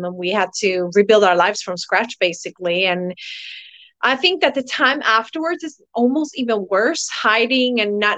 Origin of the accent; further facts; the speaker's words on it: Tyresö, Stockholm County, Sweden; now in Costa Rica; I'm actually from Sweden in a little small town called Tyresö, but I'm living in Costa Rica